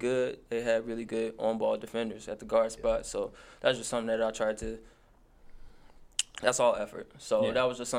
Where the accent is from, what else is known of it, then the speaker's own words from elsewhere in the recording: Chicago, Illinois, United States; I'm from Chicago